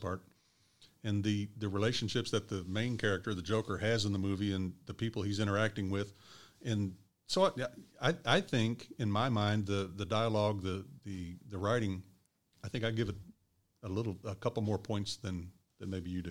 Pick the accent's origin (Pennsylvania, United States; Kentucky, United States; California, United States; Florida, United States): Kentucky, United States; Louisville; also born or lived in Evansville, Indiana; I was born in Evansville, and I grew up in Louisville